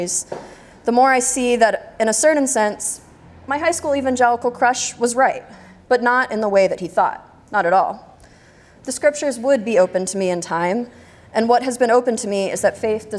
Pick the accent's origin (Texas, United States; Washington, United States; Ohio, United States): Texas, United States; I'm from Texas